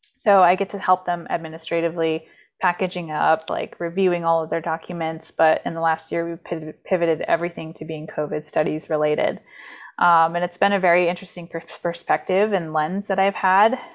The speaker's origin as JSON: {"language": "English", "region": "Maine", "country": "United States", "tie": "born or raised there", "also_born_or_lived": "reservation (unnamed)", "said": "I grew up there for the first nine years of my life, but I grew up in Maine, very, in a very, um, rural"}